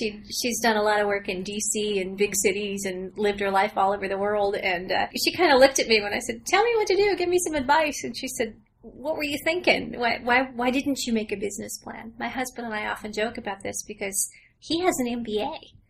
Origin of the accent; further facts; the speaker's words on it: Northeast Tennessee, United States; moved away as an adult; now in Big Stone Gap, United States; I am from Northeast Tennessee